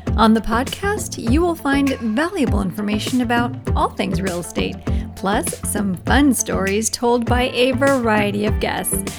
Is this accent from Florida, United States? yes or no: yes; Florida, United States; I am a native Floridian